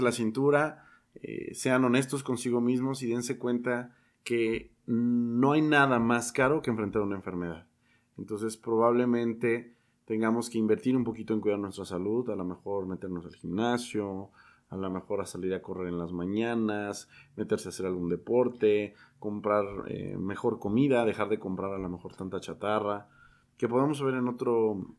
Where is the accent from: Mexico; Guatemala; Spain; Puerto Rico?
Mexico; tenemos como mexicanos muchos factores